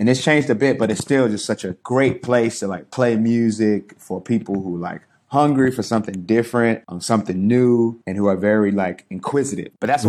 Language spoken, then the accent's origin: English; United States; moved away as an adult; also born or lived in China; as an American, as a person from the States, as an African-American especially.